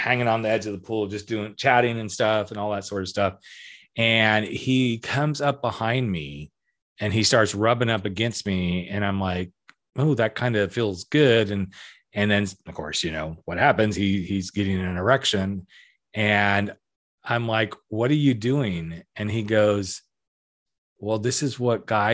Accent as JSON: {"language": "English", "area": "Napa Valley", "region": "California", "country": "United States", "tie": "born or raised there", "also_born_or_lived": "Colorado", "said": "So I was born in Colorado, but immediately within the first year, my parents moved to Napa Valley, California"}